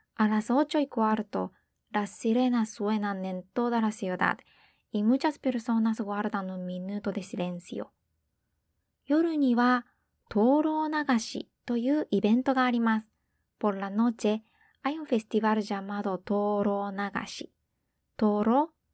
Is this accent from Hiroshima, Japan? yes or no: yes; Hiroshima, Japan; 広島人としては